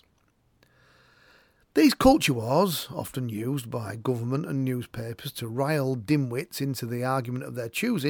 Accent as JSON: {"language": "English", "region": "Northern England", "country": "United Kingdom", "said": "I'm English. and Northern, and Christian, and left-wing, and a Wakefield Trinity supporter"}